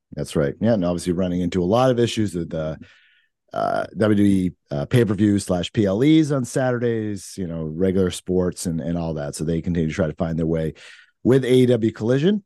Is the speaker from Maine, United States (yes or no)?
yes; Maine, United States; now in New Hampshire, United States; I'm originally from Maine